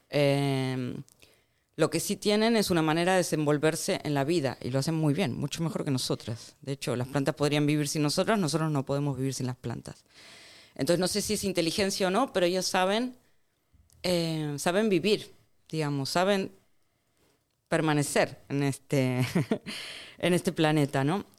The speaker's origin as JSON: {"language": "Spanish", "country": "Argentina", "tie": "born or raised there", "also_born_or_lived": "Barcelona", "moved": "yes", "said": "yo soy de Argentina, de hecho, tengo igual de hecho, he crecido, Argentina"}